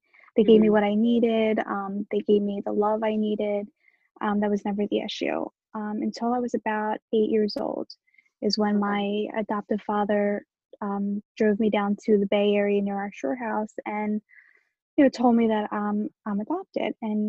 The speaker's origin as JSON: {"language": "English", "country": "Romania", "tie": "born there", "said": "So I was born in Romania in 1988."}